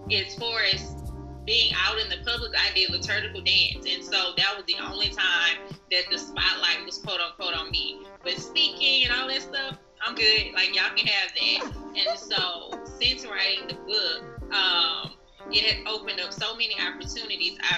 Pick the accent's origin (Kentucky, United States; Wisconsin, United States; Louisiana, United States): Louisiana, United States; Baton Rouge; now in Dallas, United States; I'm originally from Baton Rouge. Um, I currently live in Dallas, Texas